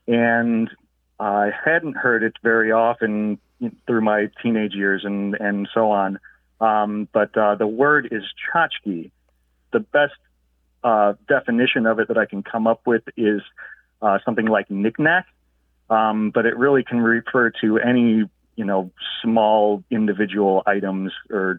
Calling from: Chicago, Illinois, United States; I'm calling from Chicago.

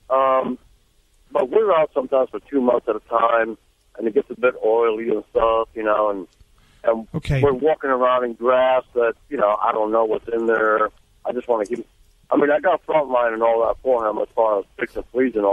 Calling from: Lake Park, Georgia, United States; I know I'm in uh, Lake Park, Georgia.

